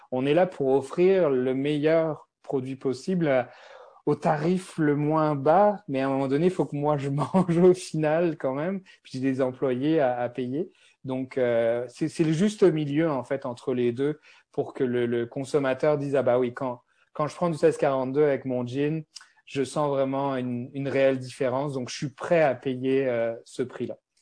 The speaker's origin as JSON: {"language": "French", "country": "France", "accent": "French (from France)", "moved": "as an adult", "lives_now": "Montreal, Canada", "said": "j'ai un accent français. Donc moi, je suis, euh, je suis à Montréal depuis plus de 13 ans"}